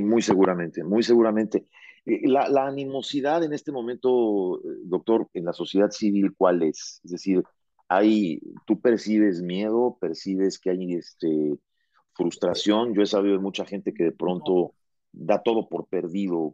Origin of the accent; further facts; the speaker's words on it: Mexico; moved away as an adult; also born or lived in South America; yo me fui de México en el año 95 a vivir a Sudamérica por una oferta de trabajo